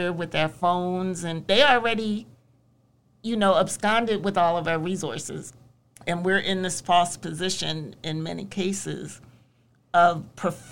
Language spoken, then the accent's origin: English; Philadelphia, Pennsylvania, United States; I have a toughness that comes from being born and bred here